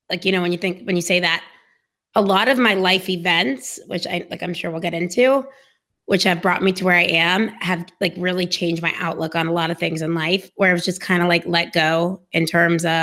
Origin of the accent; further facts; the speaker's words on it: Dallas, Texas, United States; I was born in Dallas, Texas, yes, in the same house that my parents still live